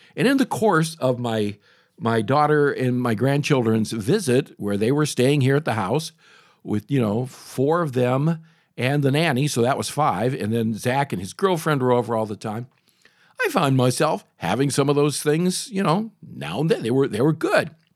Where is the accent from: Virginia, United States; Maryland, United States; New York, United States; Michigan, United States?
Michigan, United States; as I was a kid growing up in Michigan